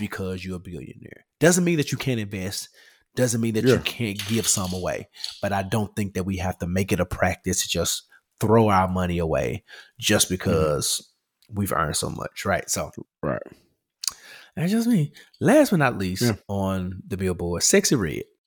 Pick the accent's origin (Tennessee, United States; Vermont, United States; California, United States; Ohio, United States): Tennessee, United States; Memphis; Memphis, my city, my hometown